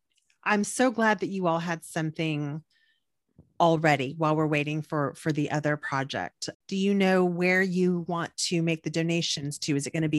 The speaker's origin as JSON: {"language": "English", "region": "South Texas", "country": "United States", "said": "We're two Latinas from South Texas."}